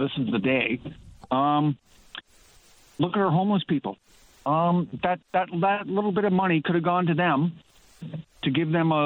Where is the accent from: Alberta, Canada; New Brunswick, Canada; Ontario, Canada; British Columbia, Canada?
Ontario, Canada; now in Newfoundland and Labrador, Canada; I'm originally from Ontario, but I moved here 25 years ago.